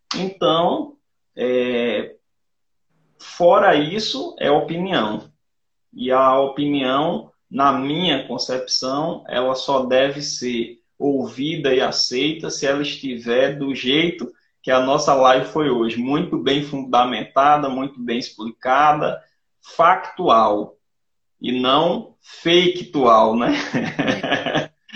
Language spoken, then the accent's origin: Portuguese; Rio Tinto, Paraíba, Brazil; Eu sou de Rio Tinto